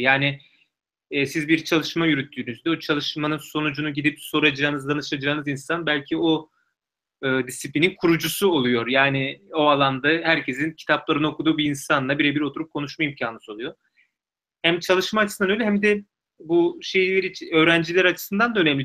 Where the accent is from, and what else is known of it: Turkey; moved away as an adult; now in Oxford, United Kingdom